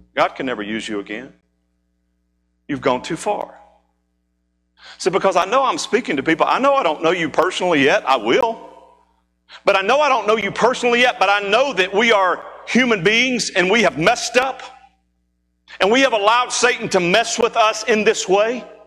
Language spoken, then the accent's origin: English; Mississippi, United States; moved away; being from Mississippi, there are times that we go home. That's what I still call home